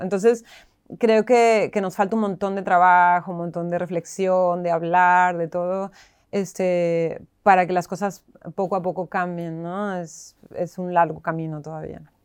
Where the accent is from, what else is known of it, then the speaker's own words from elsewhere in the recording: Tijuana, Baja California, Mexico; moved away as an adult; also born or lived in Mexico City, Mexico; now in Buenos Aires, Argentina; yo que soy mexicana